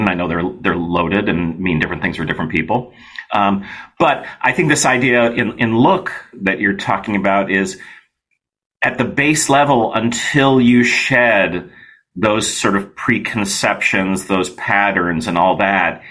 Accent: United States; I grew up here in the States

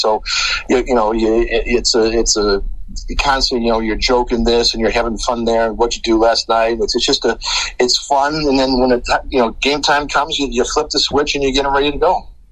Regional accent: Chicago, Illinois, United States; we're from Chicago, uh, born and raised

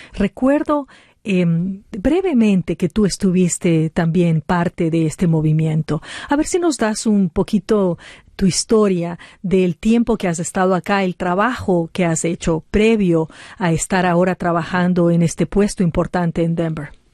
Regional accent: Ecuador; moved away; en Ecuador, aparte de donde yo vengo

